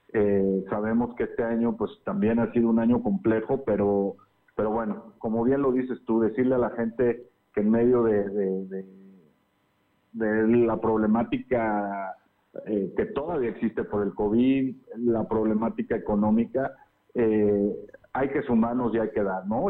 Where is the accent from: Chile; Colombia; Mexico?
Mexico; como mexicanos unirnos